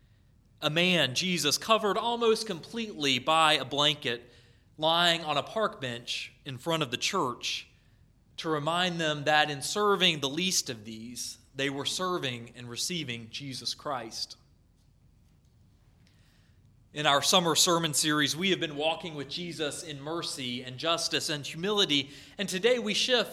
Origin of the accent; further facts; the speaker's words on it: North Carolina, United States; where I grew up in North Carolina